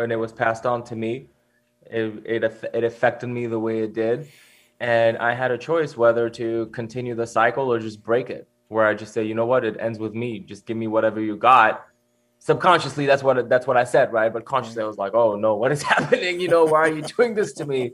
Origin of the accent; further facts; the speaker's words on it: Switzerland; I grew up, I grew up in Switzerland